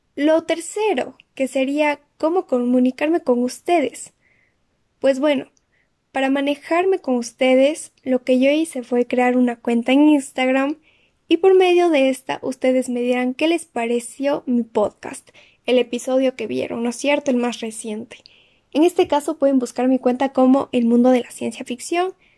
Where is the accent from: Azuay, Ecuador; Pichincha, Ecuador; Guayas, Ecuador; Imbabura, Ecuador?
Azuay, Ecuador; Cuenca; soy de Ecuador, de la ciudad de Cuenca